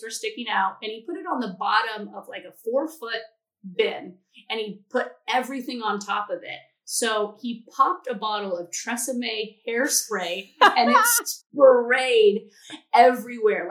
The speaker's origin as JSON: {"language": "English", "region": "California", "country": "United States", "said": "I'm from California where it's always in a drought"}